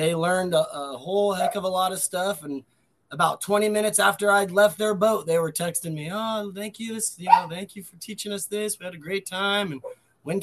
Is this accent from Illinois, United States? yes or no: no; Las Vegas, Nevada, United States; moved away as an adult; also born or lived in California; when I was one day old, I moved to Las Vegas, and then lived in Las Vegas till I was about 18, 19